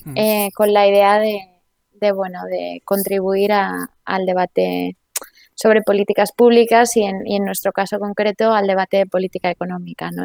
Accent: Spain; moved away as an adult; also born or lived in England; now in Brussels, Belgium; los españoles hablemos de una manera

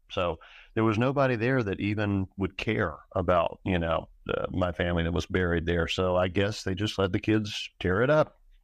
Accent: North Carolina, United States; also born or lived in Boone, North Carolina; I was born in the mountains, grew up, uh, really in a coastal swamp, so, uh, parents divorced when I was young. And at, uh, fifteen, we went back up, moved back up the mountains.

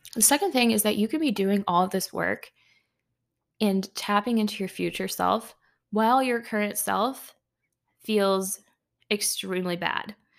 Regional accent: United States; being an American myself

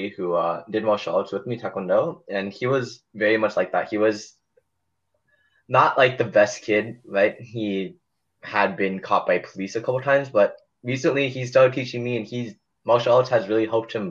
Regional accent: South Korea; I came from Korea

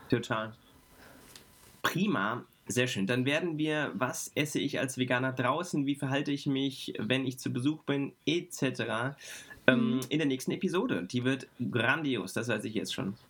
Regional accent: Frankfurt, Hesse, Germany; ich ähm, bin als Frankfurter Bub

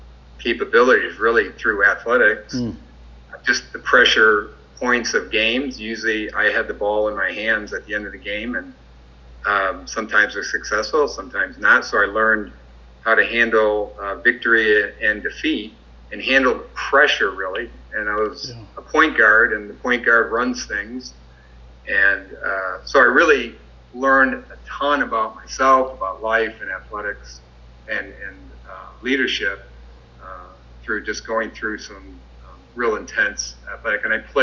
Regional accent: St. Clair Shores, Michigan, United States; also born or lived in Toledo, Ohio; I grew up in St. Clair Shores, Michigan, which is just north of Detroit.

